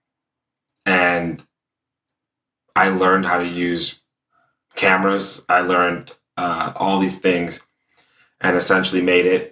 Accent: Stockton, California, United States; now in Los Angeles, United States; I grew up in Stockton, California, which for people who know it, is a pretty rough area for the most part

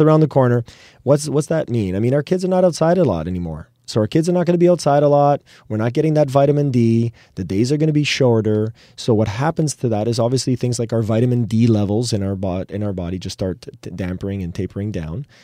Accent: Canada; we're proudly Canadian

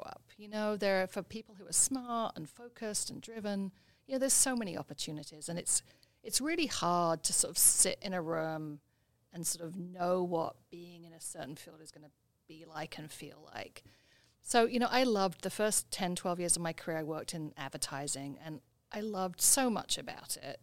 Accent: about an hour east of London, East of England, United Kingdom; moved away as an adult; also born or lived in Barcelona, Spain / Boston, United States; now in Maine, United States; I grew up in England, just about an hour east of London. Lived there for the first, 24 years

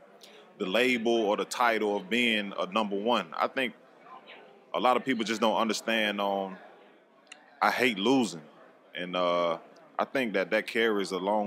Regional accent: Mississippi, United States; born and raised in Mississippi

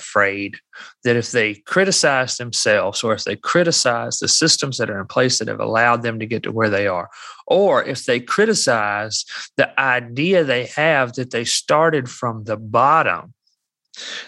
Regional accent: Alabama, United States; I'm from Alabama.

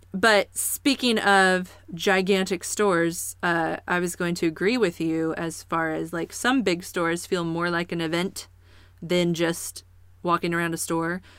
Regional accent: Kansas City, Missouri, United States; now in Springfield, United States; growing up in Kansas City

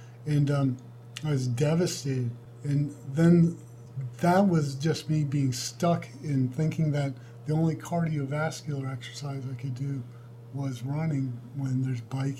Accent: Georgia, United States; now in Texas, United States; And then I'm from Georgia. I moved here from Georgia. So the distances in Texas are phenomenal.

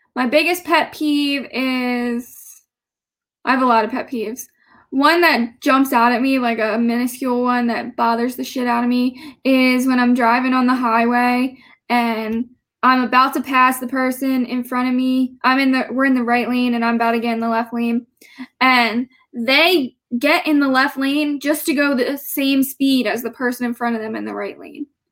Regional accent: New Jersey, United States; I went to uh, Gloucester County Institute of Technology in South Jersey

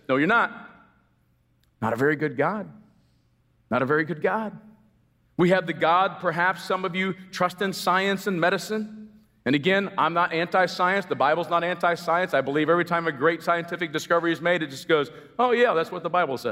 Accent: United States; I'm as American as apple pie

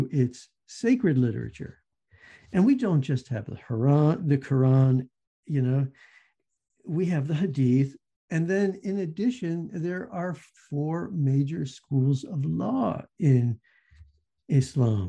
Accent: the South, United States; moved away as an adult; also born or lived in Minnesota; I grew up in the South, so I understand we had Catholics and we had Baptists

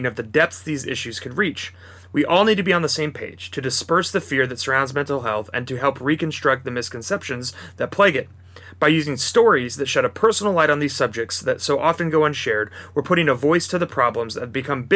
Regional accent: Kansas City, United States; I'm from Kansas City

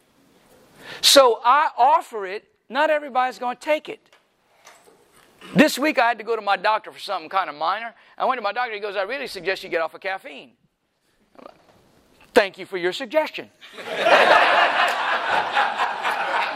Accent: Louisiana, United States; I'm from Louisiana

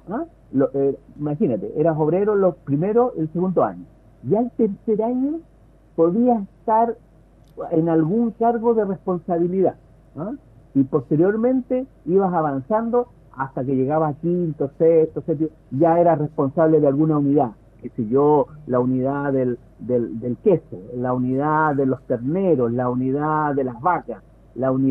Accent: Santiago, Santiago Metropolitan Region, Chile; Mira, eh, yo soy santiaguino. Eh, mi familia eh, materna es de un pueblo muy cercano a Santiago, es Lampa.

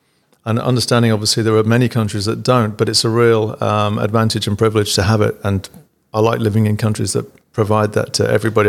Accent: England, United Kingdom; now in Australia; growing up in England with the NHS, which always gets, you know, bagged as being not very good

